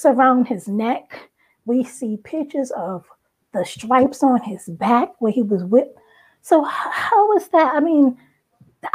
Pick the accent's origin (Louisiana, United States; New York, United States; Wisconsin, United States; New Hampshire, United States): New York, United States; Long Island; moved away; also born or lived in Brooklyn, New York; raised on Long Island, New York